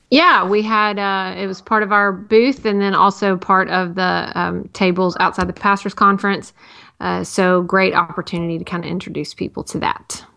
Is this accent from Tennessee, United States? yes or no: yes; Tennessee, United States; growing up in Tennessee